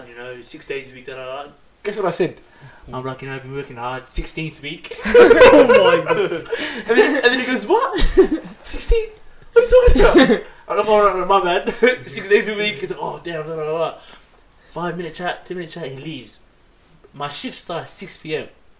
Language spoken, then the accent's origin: English; Melbourne, Victoria, Australia; also born or lived in Footscray, Melbourne; I left Carlton when I was 19 years old. Lived in the Footscray, Braybrook area, 10 years.